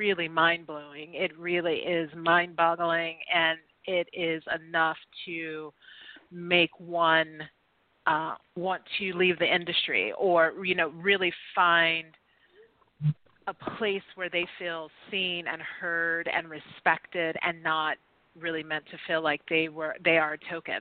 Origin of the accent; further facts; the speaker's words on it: the South, United States; I'm from the South